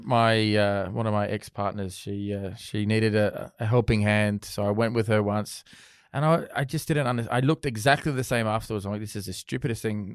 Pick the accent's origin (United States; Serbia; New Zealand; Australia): Australia; Sydney, New South Wales; I'm from Sydney